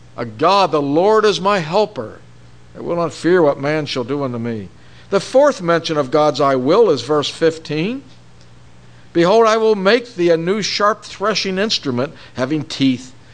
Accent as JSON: {"language": "English", "town": "Pittsburgh", "region": "Pennsylvania", "country": "United States", "tie": "born or raised there", "said": "when I was growing up in Pittsburgh"}